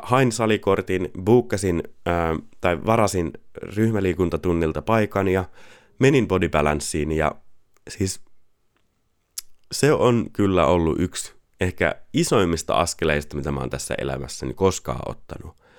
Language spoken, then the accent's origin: Finnish; Pori, Satakunta, Finland; Pori on mun rakas kotikaupunki. Sieltä mä olen kotoisin ja siellä mun sydän on